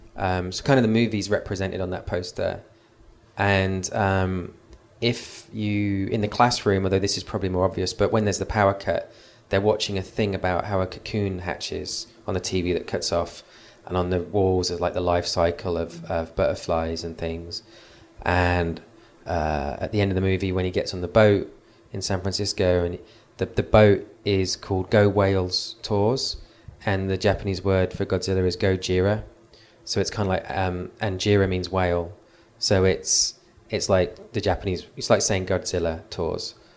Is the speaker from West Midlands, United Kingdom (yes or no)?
yes; Nuneaton, West Midlands, United Kingdom; that's my hometown